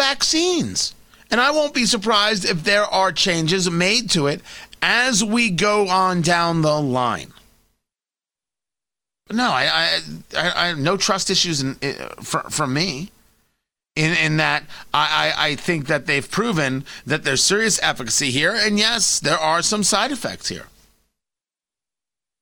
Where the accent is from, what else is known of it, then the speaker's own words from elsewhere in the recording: United States; I'm an American